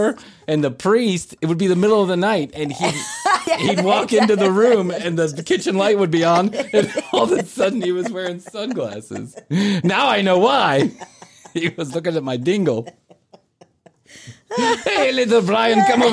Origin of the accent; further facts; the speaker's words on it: Chicago, Illinois, United States; the neighborhood that I grew up in Chicago